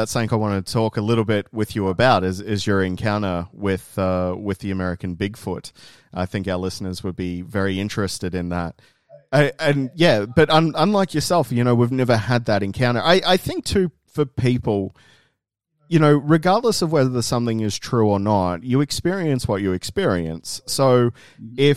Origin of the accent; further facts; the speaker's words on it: Tumut, New South Wales, Australia; where I was growing up in Tumut